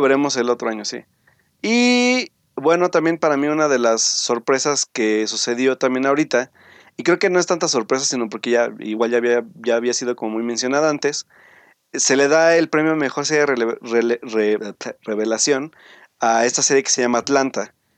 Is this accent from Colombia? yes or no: no; Mexico